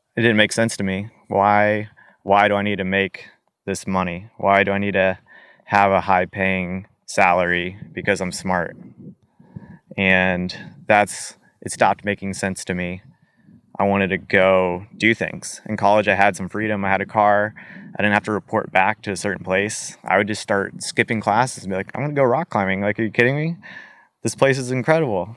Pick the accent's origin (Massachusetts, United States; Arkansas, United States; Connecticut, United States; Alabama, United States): Arkansas, United States; born or raised there; also born or lived in St. Peters, Missouri / Utah / Alaska